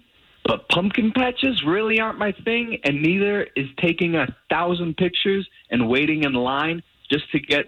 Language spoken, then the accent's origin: English; Key West, Florida, United States; I grew up in Key West.